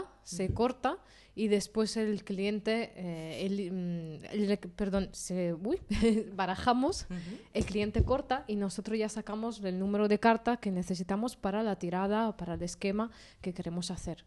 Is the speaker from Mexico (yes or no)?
no; Italy; moved away; yo soy italiana